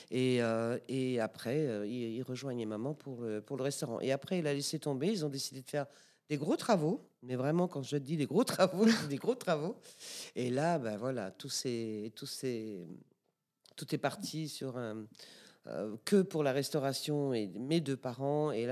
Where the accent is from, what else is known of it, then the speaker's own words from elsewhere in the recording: DR Congo; born there; en fait, oui, je suis née au Congo belge. Mes quatre grands-parents euh, euh, habitaient au Congo belge. Mes parents se sont connus, fiancés, mariés. J'y suis née.